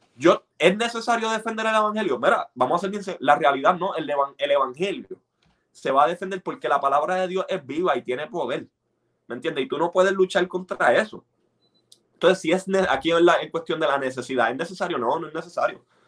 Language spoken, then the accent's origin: Spanish; Puerto Rico; yo me crié en Puerto Rico.